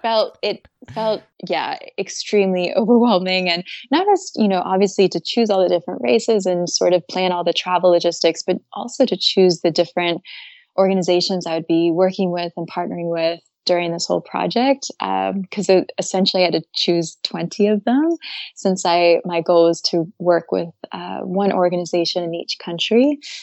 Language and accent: English; Atlanta, Georgia, United States; moved away as an adult; also born or lived in Maine / Japan; now in Paris, France; I grew up originally, um, I'm from Atlanta, Georgia. And yeah, I lived there up until age eighteen.